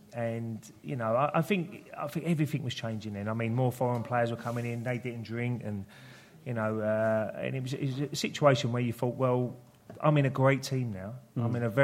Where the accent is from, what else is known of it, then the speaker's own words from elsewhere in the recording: Dagenham, London, United Kingdom; I was more Dagenham, really.